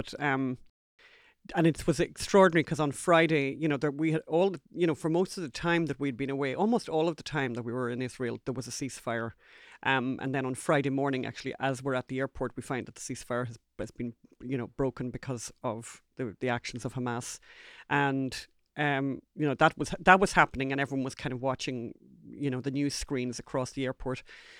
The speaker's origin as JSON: {"language": "English", "country": "Ireland", "said": "First time in my life that I've ever apologised for being Irish."}